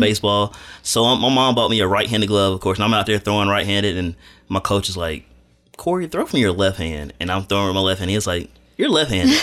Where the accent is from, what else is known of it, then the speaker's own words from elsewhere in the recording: Madison, Alabama, United States; moved away as an adult; now in Dothan, United States; I'm not from Dothan. I'm from Madison, Alabama, which is North Alabama.